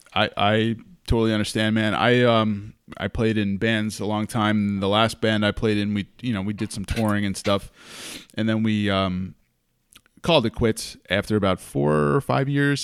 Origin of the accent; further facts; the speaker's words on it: New York, United States; moved away as an adult; also born or lived in Hudson Valley, New York; now in California, United States; growing up in New York and living in the Hudson Valley most of my life